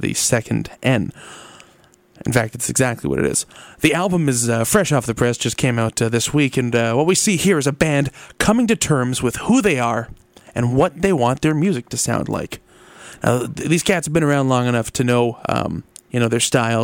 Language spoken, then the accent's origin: English; Mississauga, Ontario, Canada; They're from Brampton, Ontario, which is just north of my hometown, Mississauga, Ontario.